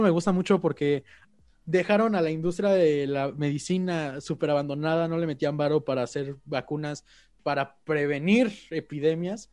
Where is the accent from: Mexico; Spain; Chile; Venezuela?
Mexico; los mexicanos entre nosotros